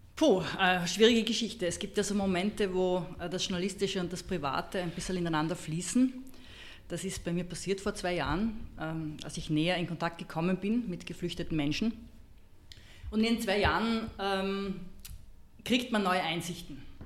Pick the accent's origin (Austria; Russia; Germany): Austria; als Österreicherin